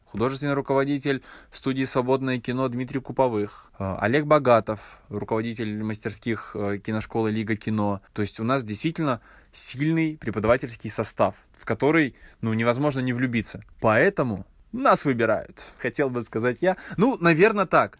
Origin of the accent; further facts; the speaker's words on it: Yoshkar-Ola, Mari El, Russia; сам я родом из Ишкаралы, и в Ишкарале нет никакой индустрии